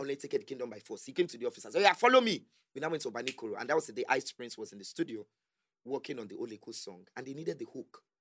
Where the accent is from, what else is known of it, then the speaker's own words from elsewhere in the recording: Lagos, Nigeria; I grew up in Yaba